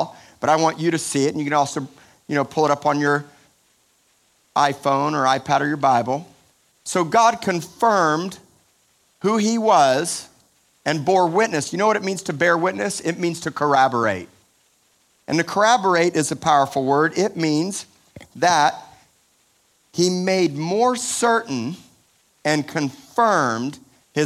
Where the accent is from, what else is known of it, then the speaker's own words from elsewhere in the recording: Miami, Florida, United States; I'm from Miami